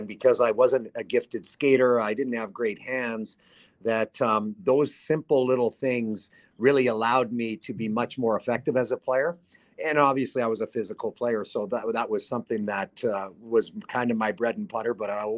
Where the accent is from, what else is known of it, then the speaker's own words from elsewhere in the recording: Whitecourt, Alberta, Canada; also born or lived in Calgary, Alberta; I'm from Northern Alberta, I was born in Calgary, but I'm from Whitecourt, Alberta, north of Edmonton.